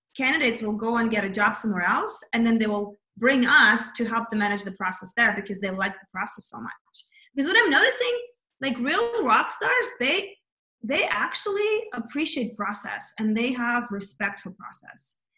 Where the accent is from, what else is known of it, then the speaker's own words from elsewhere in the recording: Kazakhstan; moved away; I was born in Kazakhstan, which is USSR, which, you know, that's kind of, I'm Russian though.